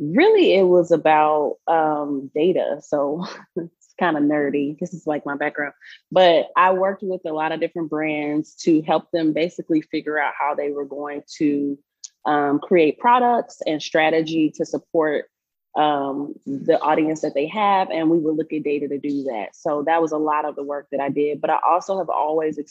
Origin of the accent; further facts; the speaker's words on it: Chicago, Illinois, United States; moved away as an adult; now in Colorado, United States; I'm originally from Chicago